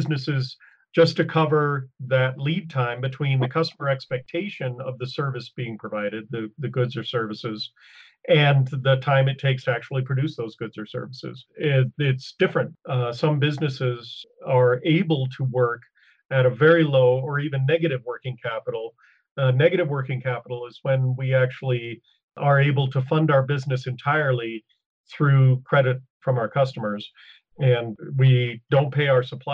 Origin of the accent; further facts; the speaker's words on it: Arizona, United States; I'm from Arizona